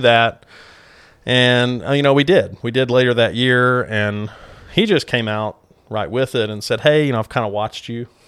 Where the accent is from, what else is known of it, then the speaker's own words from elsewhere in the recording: Clarksville, Arkansas, United States; went back home to Clarksville, actually, to practice